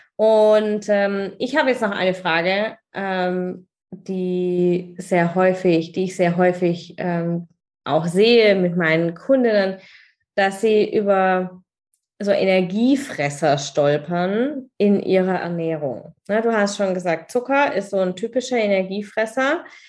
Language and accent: German; Germany; hier bei uns in Deutschland